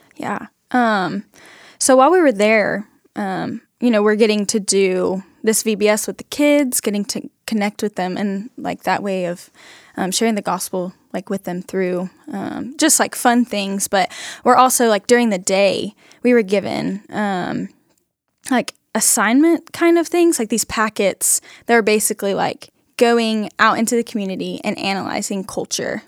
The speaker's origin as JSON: {"language": "English", "town": "Huffman", "region": "Texas", "country": "United States", "moved": "yes", "lives_now": "Nacogdoches, United States", "said": "I'm from Huffman, Texas"}